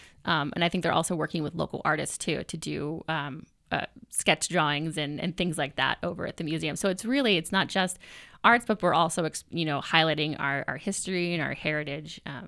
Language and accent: English; Lee's Summit, Missouri, United States; usually when I say I'm from Lee Summit and I, you know, work with our arts community out there